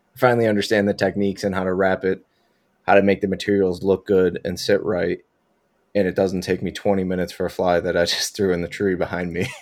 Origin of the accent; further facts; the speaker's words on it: Buffalo, New York, United States; I'm from Buffalo